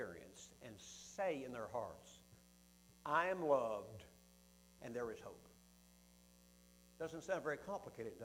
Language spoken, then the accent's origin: English; Huntsville, Alabama, United States; my hometown of Huntsville, Alabama